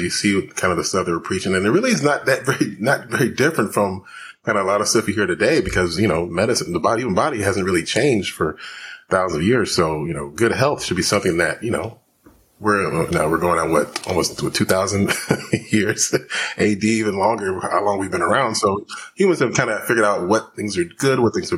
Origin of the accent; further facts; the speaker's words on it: Houston, Texas, United States; I was born and raised in Houston, Texas. So I'm, you know, from the South.